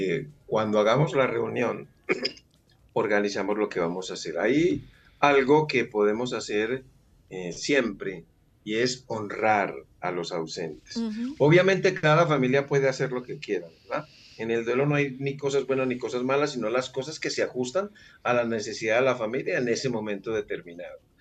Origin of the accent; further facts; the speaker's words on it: Medellín, Antioquia, Colombia; Yo soy colombiano. Ok. Eh, y estoy ahora precisamente en Colombia, en mi ciudad que es Medellín.